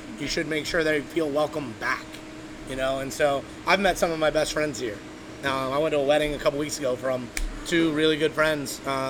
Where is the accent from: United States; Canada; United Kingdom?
United States; Buffalo, New York; born there; I was born in Buffalo. So I'm a buffalo wing connoisseur.